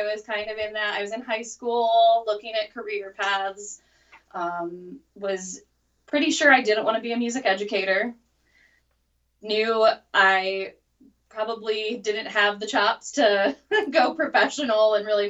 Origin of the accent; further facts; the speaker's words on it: Ohio, United States; moved away as an adult; now in Indiana, United States; I grew up in Ohio